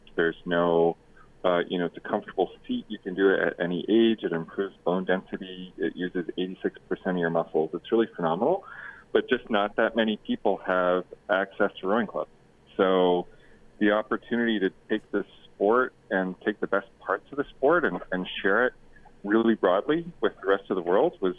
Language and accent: English; Canada; now in United States; So I'm Canadian, and I have my green card, and I coach for the U.S. national team.